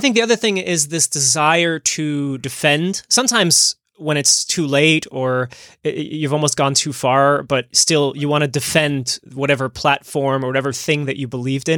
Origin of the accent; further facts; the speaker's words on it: New Jersey, United States; I grew up in New Jersey